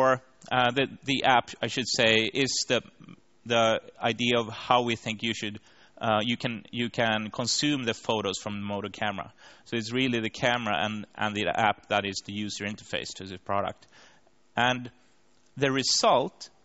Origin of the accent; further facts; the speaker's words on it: Linköping, Östergötland, Sweden; the worldwide conference on service design was actually in my hometown in Linköping 3 years ago